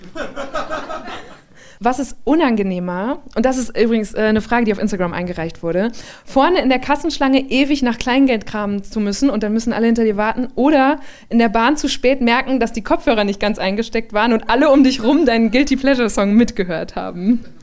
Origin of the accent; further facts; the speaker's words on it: Borken, Germany; Borken, wo ich herkomme